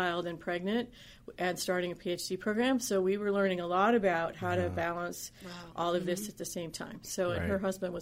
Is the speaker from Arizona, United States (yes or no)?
no; upstate New York, United States; moved away; also born or lived in Pittsburgh, Pennsylvania / Ohio / North Carolina / Pennsylvania; grew up in upstate New York, right between Schenectady and Saratoga